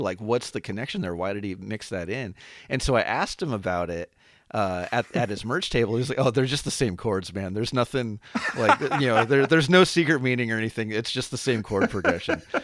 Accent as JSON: {"language": "English", "town": "Anaheim", "region": "California", "country": "United States", "tie": "born or raised there", "said": "I grew up um, in and around Anaheim, um, which is probably most famous for that being where Disneyland is."}